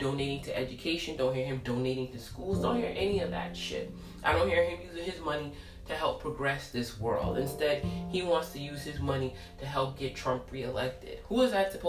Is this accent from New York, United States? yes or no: yes; New York City, New York, United States; I grew up in Brooklyn off of Church Ave